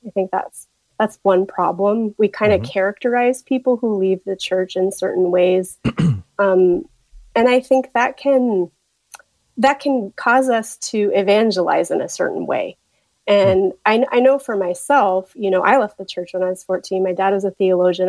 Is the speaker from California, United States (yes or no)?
no; Tulsa, Oklahoma, United States; moved away; I am from Tulsa, Oklahoma. My family is still there